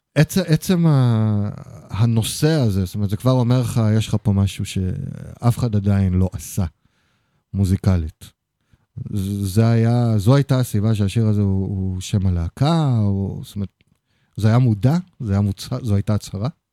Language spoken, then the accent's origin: Hebrew; Haifa, Haifa District, Israel; אני חיפאי